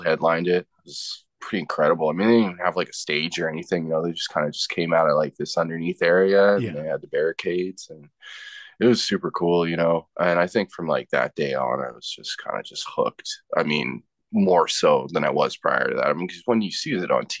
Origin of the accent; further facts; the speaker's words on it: Winnipeg, Manitoba, Canada; moved away as an adult; also born or lived in Alberta / United States; now in Calgary, Canada; spent most of my life growing up in Winnipeg